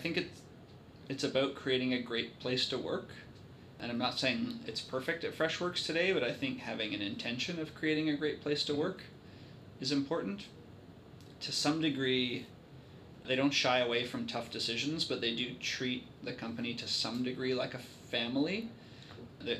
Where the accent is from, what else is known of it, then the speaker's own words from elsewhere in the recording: Vancouver, British Columbia, Canada; now in Victoria, Canada; I'm from Vancouver and I live here